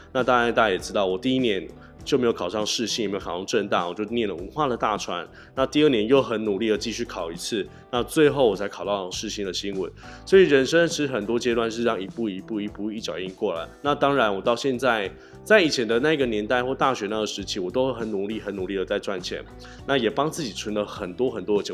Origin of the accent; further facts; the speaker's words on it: Tainan, Taiwan; also born or lived in Taoyuan; 因为我是台南人嘛